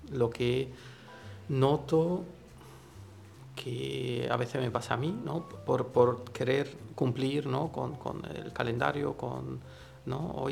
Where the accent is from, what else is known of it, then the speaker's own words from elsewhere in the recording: Italy; Spanish is a second language; moved away; siendo italiano